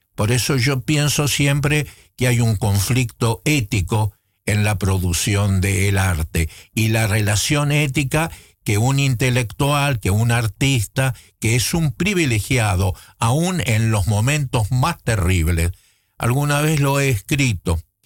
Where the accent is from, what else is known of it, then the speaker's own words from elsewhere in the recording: Buenos Aires, Argentina; moved away as an adult; also born or lived in Netherlands; yo como intelectual porteño, eh, criado en la ciudad de Buenos Aires